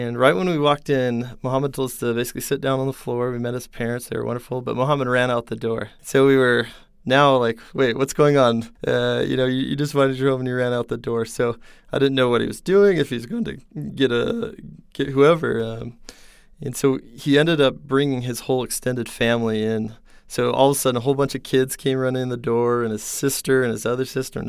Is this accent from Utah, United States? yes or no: yes; Salt Lake City, Utah, United States; So I grew up in Salt Lake City, Utah, and then out of high school, I came to BYU.